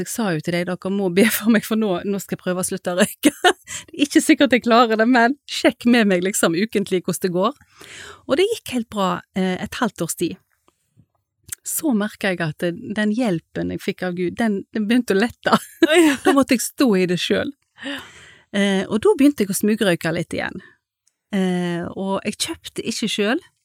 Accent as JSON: {"language": "Norwegian", "town": "Haugesund", "region": "Rogaland", "country": "Norway", "moved": "yes", "said": "jeg kom jo fra Haugesund og hadde vært med mamma der på møter"}